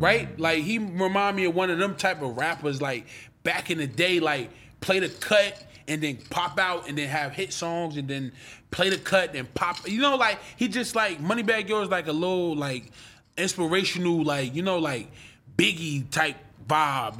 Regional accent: Irvington, New Jersey, United States; I'm from Chancellor and Stuyvesant in New Jersey

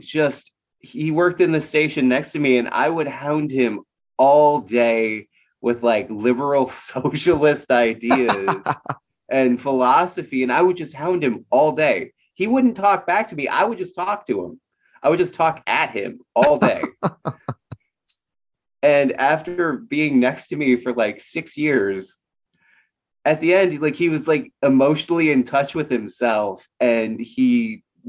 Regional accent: rural Minnesota, United States; I grew up in rural Minnesota

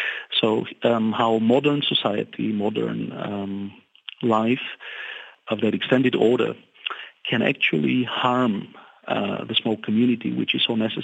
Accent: Bulgaria; now in Germany; I'm from Bulgaria, I live in Germany

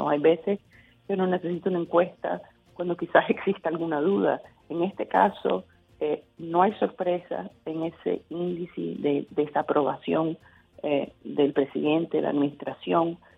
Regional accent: United States; yo puedo ser republicana, conservadora, pero por arriba de todo soy americana

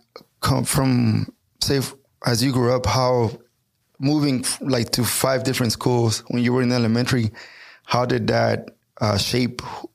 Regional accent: Cedar Park, Texas, United States; And growing up in Cedar Park is a suburb of Austin

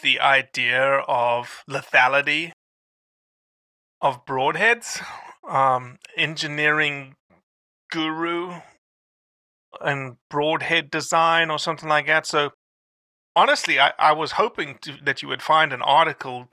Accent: South Africa; moved away; how I was raised in South Africa

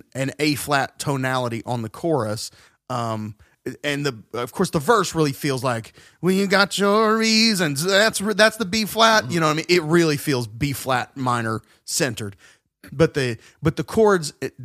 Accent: the South, United States; we're from the South

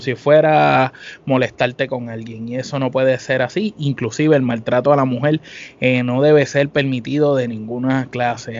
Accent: Puerto Rico; nosotros somos de Puerto Rico

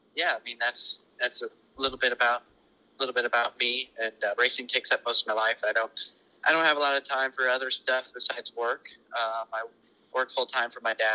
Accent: Springfield, Illinois, United States; Springfield, Illinois.

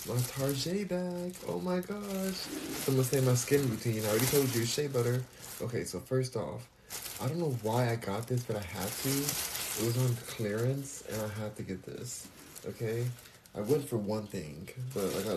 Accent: Los Angeles, California, United States; I'm from Los Angeles

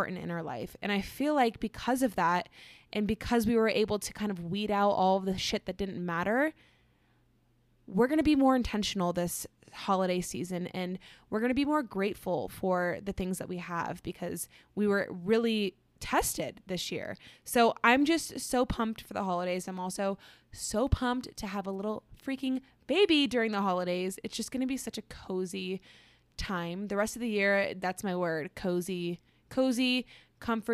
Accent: Florida, United States; moved away as an adult; now in Colorado, United States; I was raised in Florida

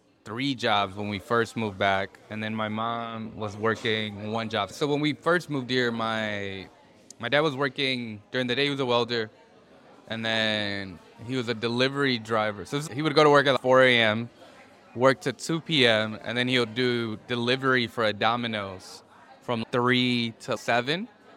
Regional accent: Milwaukee, Wisconsin, United States; first language Spanish; English is a second language; moved away as an adult; also born or lived in Mexico / Los Angeles; I grew up in Milwaukee, so I'm originally from Milwaukee.

